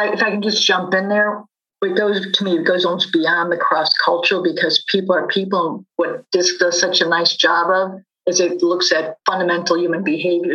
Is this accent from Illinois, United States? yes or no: yes; Chicago, Illinois, United States; Growing up in Chicago